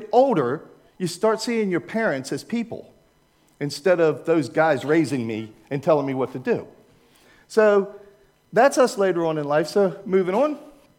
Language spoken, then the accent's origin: English; Maryland, United States; I was raised in Maryland, right in the middle, so I don't have a northern and I don't have a southern accent.